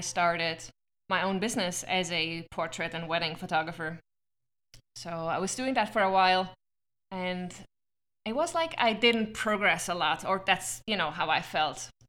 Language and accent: English; Switzerland; now in Arizona, United States; I'm from Switzerland